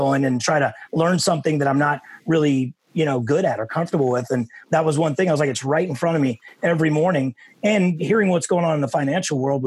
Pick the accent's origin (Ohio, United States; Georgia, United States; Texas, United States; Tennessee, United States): Texas, United States; Dallas; moved away; So to have, you know, three people coming from my hometown was super cool.